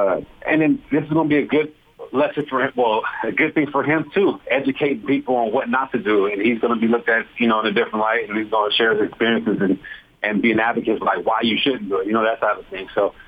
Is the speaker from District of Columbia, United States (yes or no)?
no; California, United States; I'm coming from California. And so I'm like, nah, Utah can't have no bad areas.